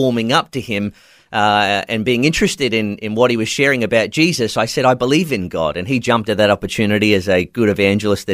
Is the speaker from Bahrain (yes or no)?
no; country Victoria, Australia; moved away as an adult; also born or lived in Nerang, Gold Coast, Queensland; was raised in country Victoria, but moved up to Queensland when I was 18 years old